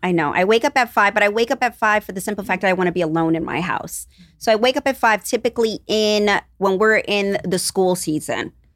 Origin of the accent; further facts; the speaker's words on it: New York, United States; we are both New Yorkers, but we grew up on two different parts of New York